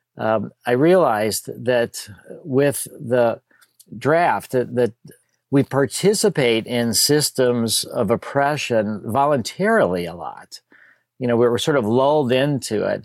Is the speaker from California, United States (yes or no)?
no; Skokie, Illinois, United States; also born or lived in Chicago; I grew up in Chicago, and then when I was about three or so, we moved to a place called Skokie